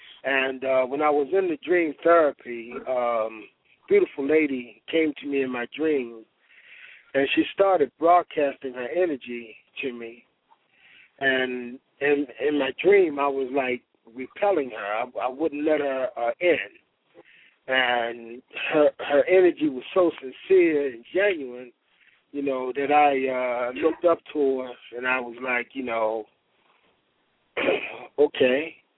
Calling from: Baltimore, Maryland, United States; I'm calling from Baltimore City.

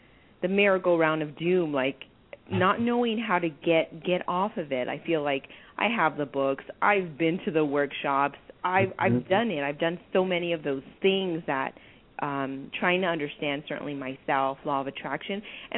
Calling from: San Diego, California, United States; I'm calling from San Diego.

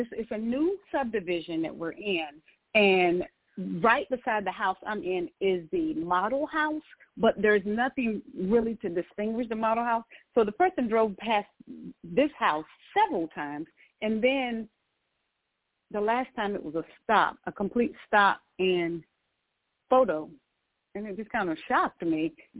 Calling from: North Carolina, United States; And presently, I'm calling from North Carolina.

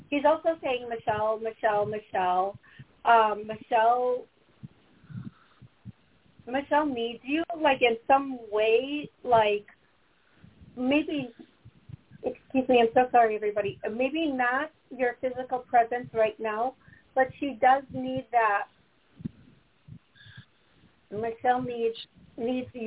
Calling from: Howard, Wisconsin, United States; … and from Howard, Wisconsin.

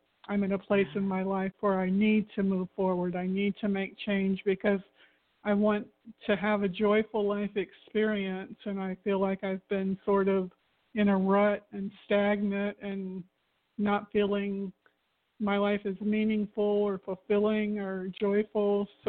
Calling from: Florida, United States; from Florida.

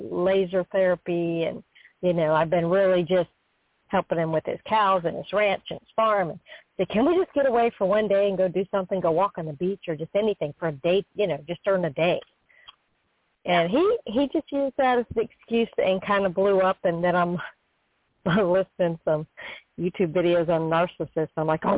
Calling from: Florida, United States; I'm calling from Florida.

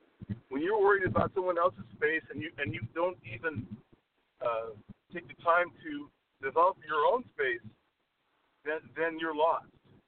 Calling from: La Quinta, California, United States; I'm calling from La Quinta, California.

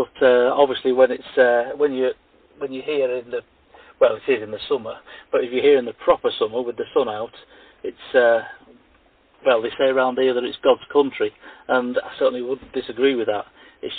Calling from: Ilkley, Yorkshire and the Humber, United Kingdom; I'm calling now from the Bar Tat pub, or pub and dining establishment, in Ilkley in West Yorkshire.

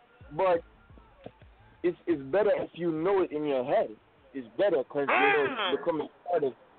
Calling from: Queens, New York, United States; Yeah, I'm calling from Jamaica, Queens.

